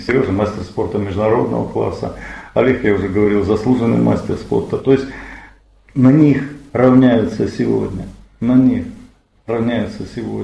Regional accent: Krasnodar Krai, Russia; мы кубанцы

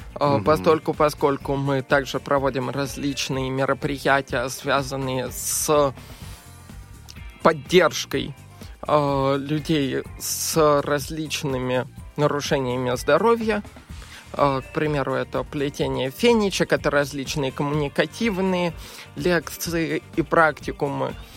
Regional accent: Moscow, Russia; я коренной москвич

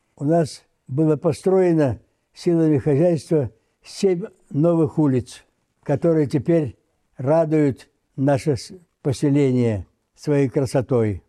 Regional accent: Velikorusskoye, Omsk Oblast, Russia; Родился я в селе Великорусское Омской области, теперь Калачинский район, в семье крестьян

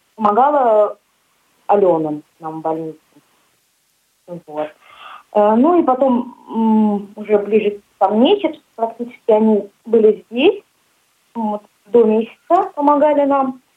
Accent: Ulan-Ude, Buryatia, Russia; moved away as an adult; also born or lived in Kinel-Cherkassy, Samara Oblast; now in Tolyatti, Russia; Я приехала с республики Бурятия, город Улан-Удэ.

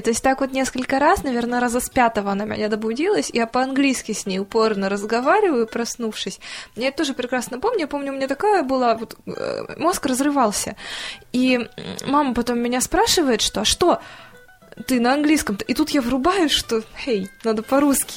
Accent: Novosibirsk, Novosibirsk Oblast, Russia; мы уже летим из Москвы в Новосибирск домой

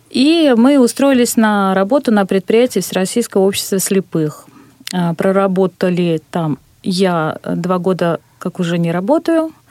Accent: Ulyanovsk, Ulyanovsk Oblast, Russia; из Ульяновска, да.

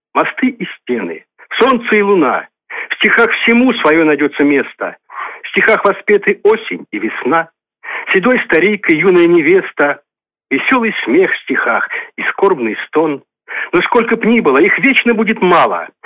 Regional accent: Novomoskovsk, Tula Oblast, Russia; Я коренной житель города Новомосковска, здесь родился, здесь живу

